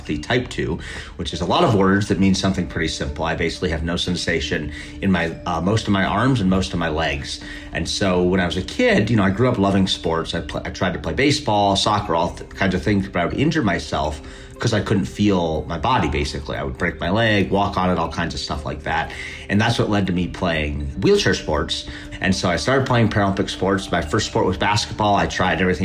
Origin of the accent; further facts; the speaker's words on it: Minneapolis, Minnesota, United States; I'm from Minneapolis, Minnesota.